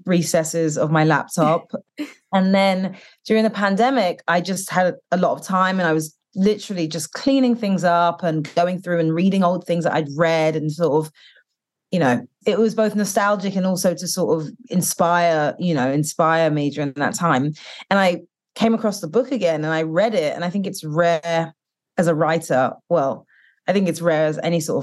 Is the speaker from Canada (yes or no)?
no; United Kingdom; now in United States; growing up in the UK and being Black British and Caribbean, and then coming here